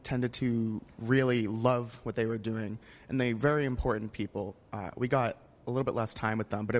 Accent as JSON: {"language": "English", "region": "Massachusetts", "country": "United States", "said": "I'm from the Commonwealth of Massachusetts."}